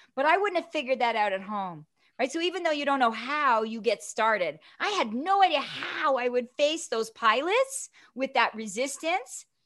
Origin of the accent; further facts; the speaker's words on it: Toronto, Ontario, Canada; from Toronto